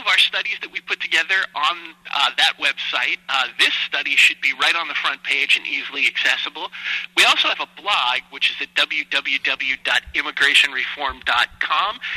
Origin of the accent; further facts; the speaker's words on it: New England, United States; I come from New England. I have family all over New Hampshire, Maine, and Massachusetts